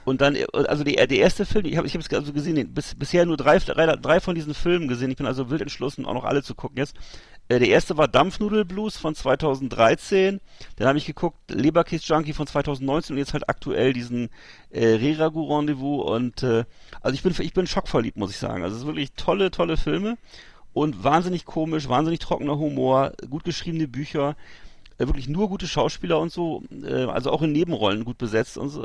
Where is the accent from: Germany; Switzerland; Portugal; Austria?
Germany; Northern Germany; als Norddeutscher